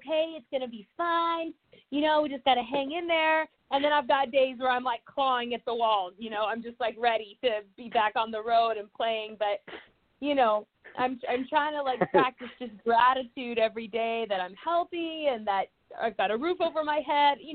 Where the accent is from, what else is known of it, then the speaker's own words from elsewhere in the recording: a small town north of Atlanta, Georgia, United States; also born or lived in Texas; I grew up in Georgia in a little small town north of Atlanta